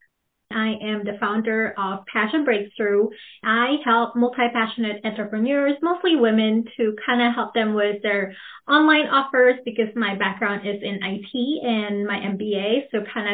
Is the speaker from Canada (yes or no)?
no; Philippines; English is a second language; also born or lived in Manila, Philippines / Princeton, Minnesota; now in Minnesota, United States; I'm a first-born immigrant. I grew up in the Philippines.